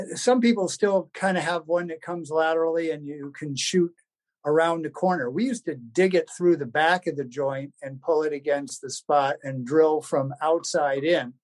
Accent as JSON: {"language": "English", "region": "New Jersey", "country": "United States", "tie": "born or raised there", "also_born_or_lived": "Delaware / Los Angeles, California", "moved": "as an adult", "lives_now": "Illinois, United States", "said": "I'm from New Jersey originally, so living in the Midwest was a, a bit of a change"}